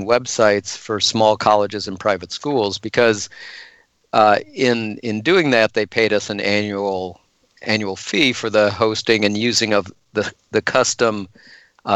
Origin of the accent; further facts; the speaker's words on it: Northwest Illinois, United States; also born or lived in Rockford, Illinois / Michigan; For the first 12 years of my life, I grew up in a farm town of 800 people in in Northwest Illinois